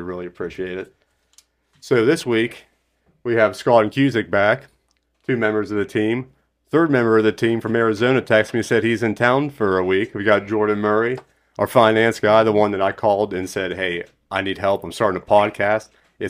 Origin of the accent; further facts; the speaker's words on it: Coleraine, Northern Ireland, United Kingdom; I sincerely apologize that my hometown of Coleraine was misspelled.